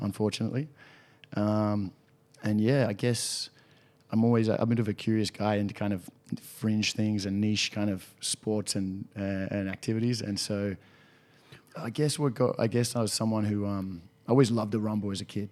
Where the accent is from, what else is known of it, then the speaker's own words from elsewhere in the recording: Sydney, New South Wales, Australia; born in Sydney, grew up in, in Balmain, still actually living in Balmain